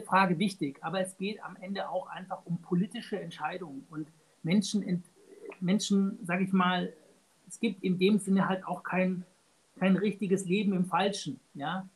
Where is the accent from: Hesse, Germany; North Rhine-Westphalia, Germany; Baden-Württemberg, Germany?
Baden-Württemberg, Germany; ich komme aus Baden-Württemberg, ja. Äh, ich lebe in Tübingen